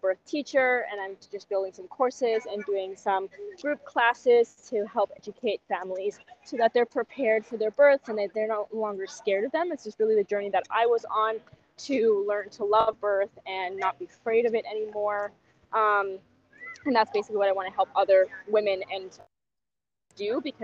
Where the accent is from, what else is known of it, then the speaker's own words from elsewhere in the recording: Germany; also born or lived in Canada; now in Peru; I'm originally from Germany, but I actually lived in Canada for almost 20 years.